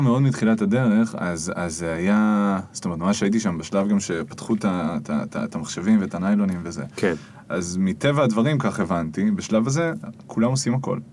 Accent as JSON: {"language": "Hebrew", "town": "Jerusalem", "region": "Jerusalem District", "country": "Israel", "tie": "born or raised there", "said": "נולדתי וגדלתי בירושלים. דור תשיעי בעיר מכל כיוון."}